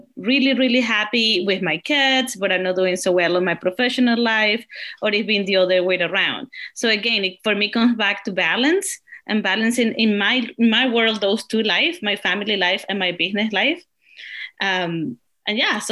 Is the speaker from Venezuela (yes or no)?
yes; Venezuela; now in British Columbia, Canada; I'm from Venezuela and I live in Tuason Bridge, Colombia in Canada